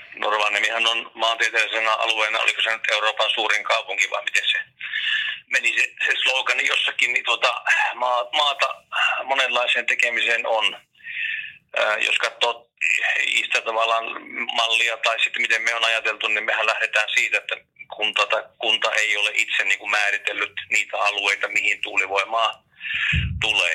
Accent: Kuusamo, North Ostrobothnia, Finland; moved away; mä oon Kuusamasta kotosi

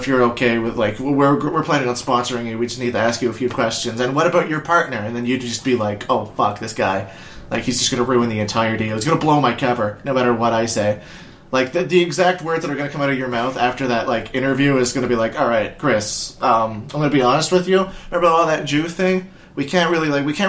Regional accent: Nova Scotia, Canada; if I came from Nova Scotia

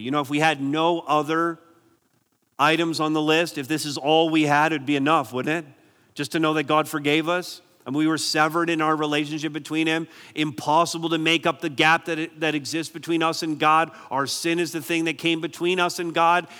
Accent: Barrie, Ontario, Canada; I'm from Barrie, so we have C T V, Barrie News, and, and I'm grateful to live in a community that's pretty safe.

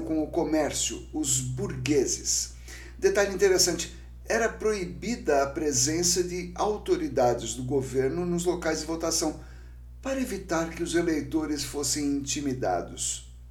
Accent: São Vicente, São Paulo, Brazil; São Vicente, cidade aqui de São Paulo, primeira cidade do Brasil e minha cidade natal

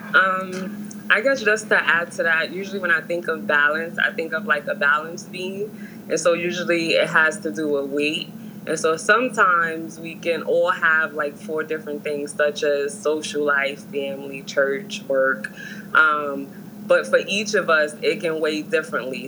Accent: New York City, New York, United States; I'm from New York, New York, more so Harlem

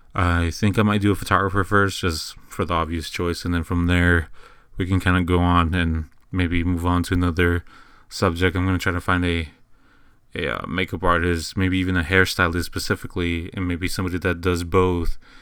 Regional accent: San Antonio, Texas, United States; I'm originally from San Antonio, Texas, and this is kinda where I do everything

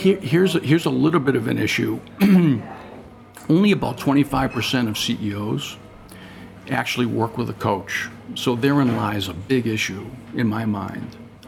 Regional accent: India; you see, I grew up in India. I had nothing in my life, nothing.

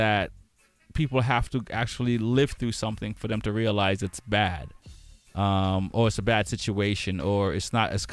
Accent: Boston, Massachusetts, United States; Growing up in Boston and in the times that we grew up, it's like we knew what the cops were like

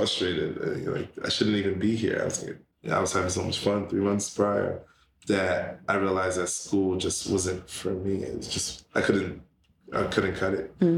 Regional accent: New York City, New York, United States; also born or lived in Brownsville, Brooklyn / Pennsylvania; now in Queens, New York, United States; Canarsie, Brooklyn for the majority of my life. We started off in like Brownsville. Then we moved to Canarsie

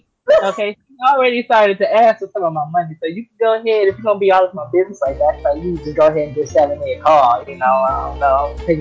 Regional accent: United States; I'm African. I'm African American.

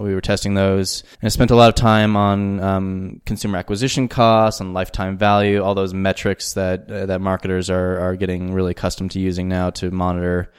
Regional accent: Albuquerque, New Mexico, United States; moved away as an adult; also born or lived in New York; now in Johannesburg, South Africa; the Sandia Mountains that border Albuquerque, where I grew up.

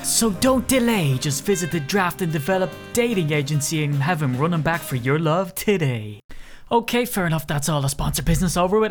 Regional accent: Ireland; accent: Irish; my Irish accent

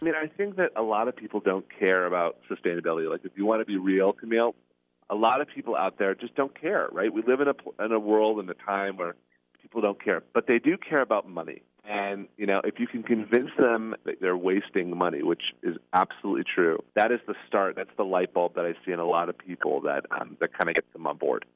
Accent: Seattle, Washington, United States; moved away as an adult; also born or lived in Connecticut; I'm originally from Seattle, Washington

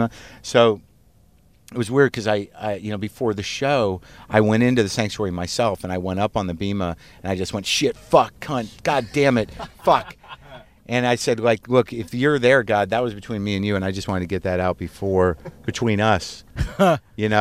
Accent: Albuquerque, New Mexico, United States; moved away; the synagogue that I grew up in Albuquerque

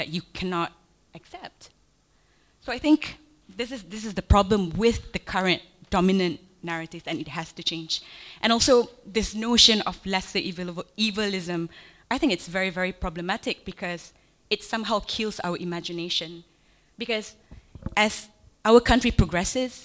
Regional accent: Malaysia

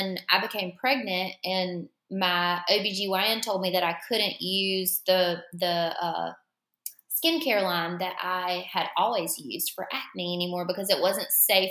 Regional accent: Florence, South Carolina, United States; I am from Florence, South Carolina

